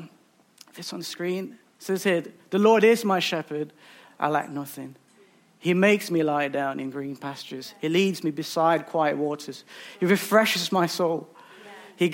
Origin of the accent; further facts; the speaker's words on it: Philippines; now in United Kingdom; I'm originally from the Philippines